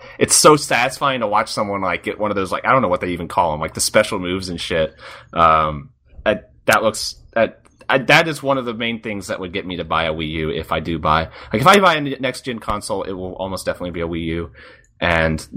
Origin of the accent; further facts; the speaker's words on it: Birmingham, Alabama, United States; my hometown, Birmingham.